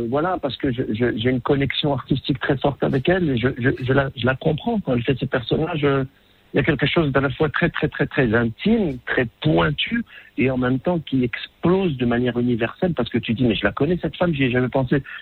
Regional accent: Morocco; moved away; je suis marocain

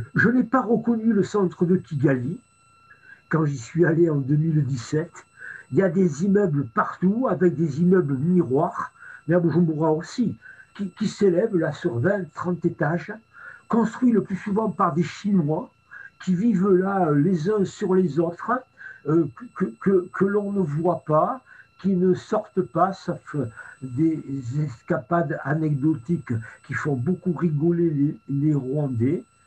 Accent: France; j'ai été accueilli en tant que Français

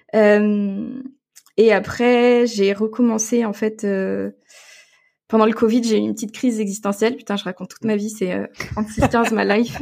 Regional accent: Gueugnon, Bourgogne-Franche-Comté, France; je viens de Bourgogne. Je suis euh, une enfant euh, de la Saône-et-Loire. J'ai grandi à Guignon

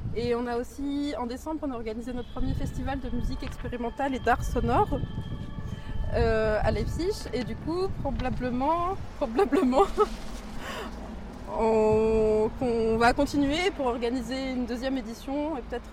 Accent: Suresnes, Île-de-France, France; J'ai grandi à Suresnes, dans le 92

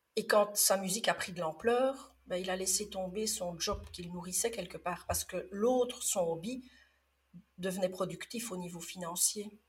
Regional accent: Liège region, Wallonia, Belgium; non, j'aurais plutôt tendance à dire oufti, parce que je suis de la région liégeoise

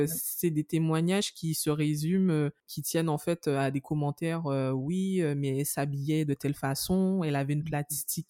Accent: Guadeloupe; en tant que Guadeloupéenne

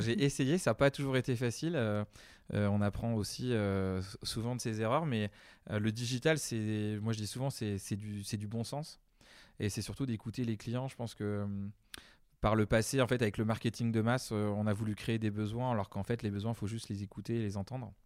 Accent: Deux-Sèvres, Nouvelle-Aquitaine, France; moved away as an adult; also born or lived in Asia; alors moi, je suis originaire des Deux-Sèvres. J'insiste, et pas vendéen

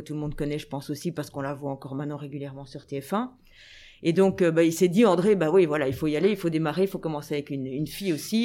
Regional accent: Anderlecht, Brussels-Capital Region, Belgium; j'ai grandi à Anderlecht j'étais à l'école je vivais à Anderlecht

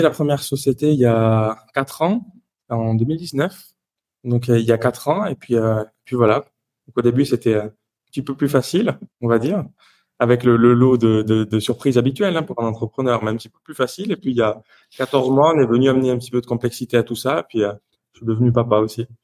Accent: Toulouse, Occitania, France; moved away as an adult; now in Geneva, Switzerland; je suis originaire du sud de la France, donc je viens de Toulouse à la base. Et puis aujourd'hui, je vis à Genève, donc depuis six ans et demi aujourd'hui.

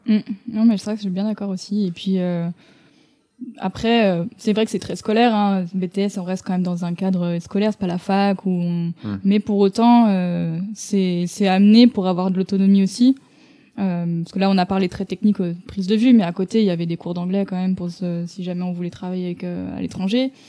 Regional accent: Lyon, Auvergne-Rhône-Alpes, France; also born or lived in Toulouse; je suis originaire de Lyon

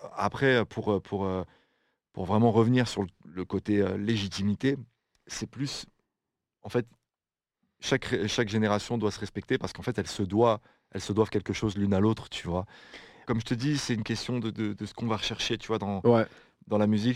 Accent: France; now in Belgium; j'habite en Belgique, mais je suis français.

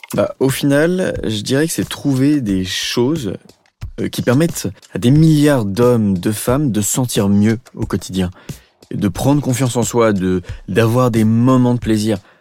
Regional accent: Beaujolais, Auvergne-Rhône-Alpes, France; also born or lived in Compiègne; Je suis né à Compiègne et j'ai grandi dans le Beaujolais

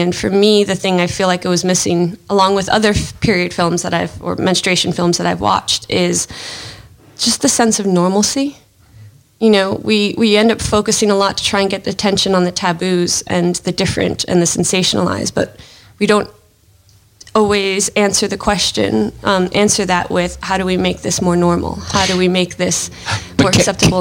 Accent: United States; being American

